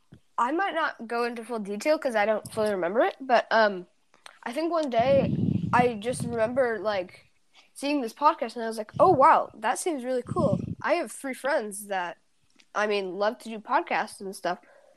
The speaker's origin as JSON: {"language": "English", "town": "Oakland", "region": "California", "country": "United States", "tie": "born or raised there", "said": "I was born in Oakland"}